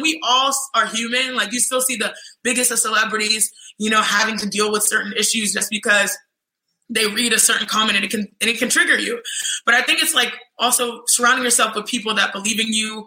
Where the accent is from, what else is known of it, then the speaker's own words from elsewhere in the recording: United States; also born or lived in Nigeria; I am Nigerian, American